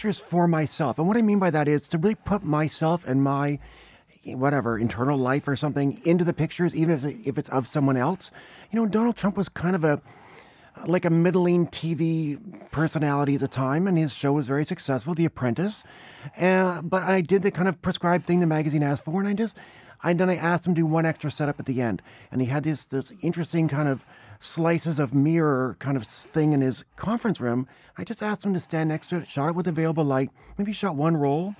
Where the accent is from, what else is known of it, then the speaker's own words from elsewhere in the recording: Canada; moved away; growing up in Canada